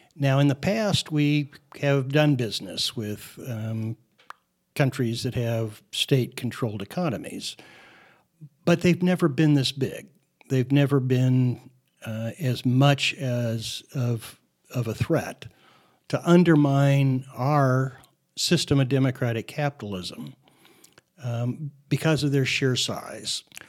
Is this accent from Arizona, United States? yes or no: yes; Phoenix, Arizona, United States; as a, uh, child growing up in Phoenix, I was an avid, uh, L A Dodger fan.